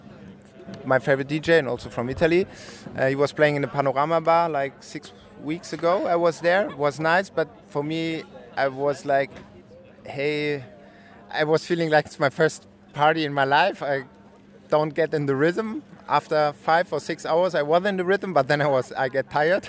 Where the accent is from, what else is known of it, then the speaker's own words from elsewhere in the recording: Frankfurt, Hesse, Germany; now in Berlin, Germany; I'm from Frankfurt, but now I live in Berlin